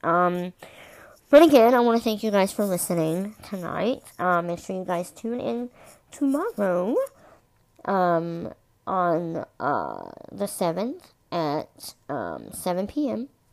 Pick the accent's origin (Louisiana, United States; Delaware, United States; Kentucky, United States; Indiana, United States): Kentucky, United States; I'm from Kentucky.